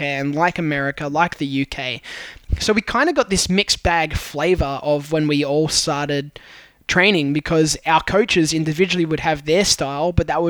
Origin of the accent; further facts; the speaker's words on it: New South Wales, Australia; I'm from New South Wales